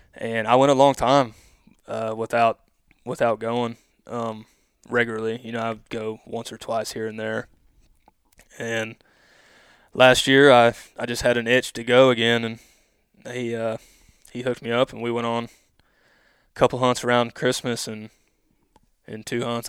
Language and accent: English; Odessa, Missouri, United States; I grew up here in Odessa, Missouri